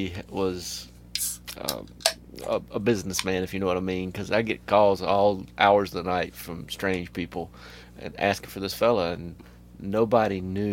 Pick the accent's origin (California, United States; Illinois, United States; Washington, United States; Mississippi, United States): Mississippi, United States; Pascagoula; also born or lived in Hurley, Mississippi / Moss Point, Mississippi; I'm from the Gulf Coast, for sure, but I graduated high school from Hurley, Mississippi, but I was born in Moss Point, Pascagoula area.